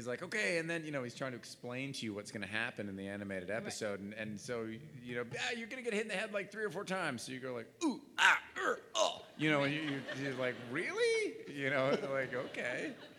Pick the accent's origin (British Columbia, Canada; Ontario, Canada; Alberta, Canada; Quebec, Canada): Quebec, Canada; Montreal; We're both from Montreal.